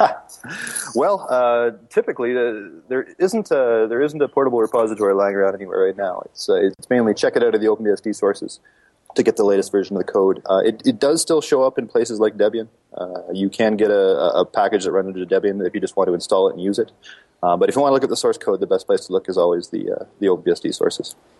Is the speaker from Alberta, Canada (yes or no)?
yes; Calgary, Alberta, Canada; live in my hometown of Calgary.